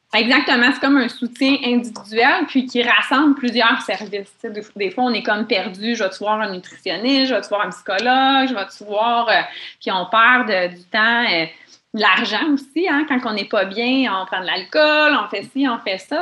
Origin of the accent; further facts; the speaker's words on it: Mont-Tremblant, Quebec, Canada; je viens de Mont-Tremblant